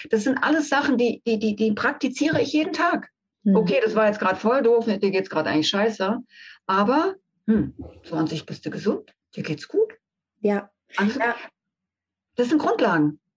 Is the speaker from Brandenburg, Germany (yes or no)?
yes; Brandenburg, Germany; Ich bin bis zurück nach Berlin, weil ich bin im Umfeld von Berlin aufgewachsen